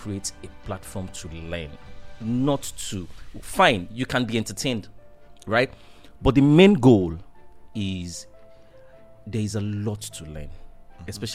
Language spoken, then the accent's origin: English; Nigeria; as a Nigerian